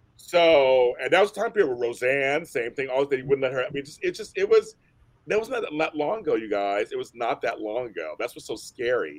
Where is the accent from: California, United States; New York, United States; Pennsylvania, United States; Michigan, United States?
Pennsylvania, United States; Pittsburgh; moved away; also born or lived in San Francisco; I'm from Pittsburgh